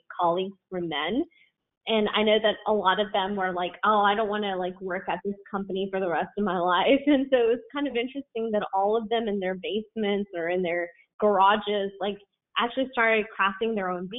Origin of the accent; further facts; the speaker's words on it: Tennessee, United States; I grew up in Tennessee in a really small town